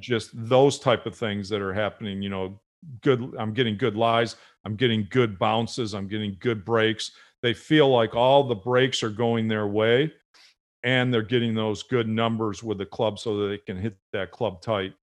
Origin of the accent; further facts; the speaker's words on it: Buffalo, New York, United States; I grew up in Buffalo, uh, watching the Buffalo Bills.